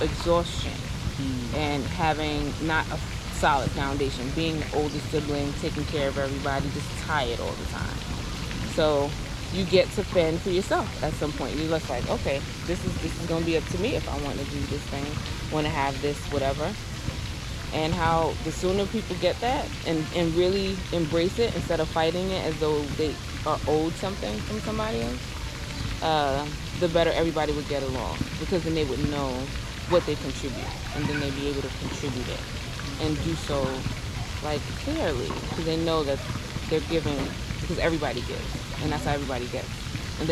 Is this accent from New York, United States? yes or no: yes; New York City, New York, United States; I grew up in Bed-Stuy